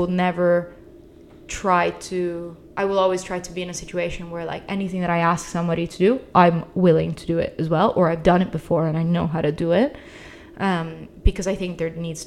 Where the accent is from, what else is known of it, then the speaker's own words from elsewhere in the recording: Italy; moved away as an adult; also born or lived in United Kingdom; I grew up in Italy, but I moved to the UK for uni, and then I started working in the UK